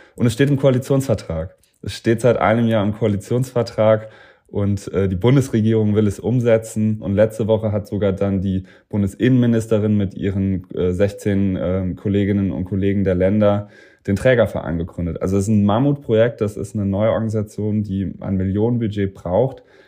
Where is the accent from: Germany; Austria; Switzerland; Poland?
Germany; Saarland; also born or lived in Cambridge, Massachusetts; now in Berlin, Germany; meine Mannschaft, äh, das aus dem Saarland, das sind ja meine Freunde zu Hause noch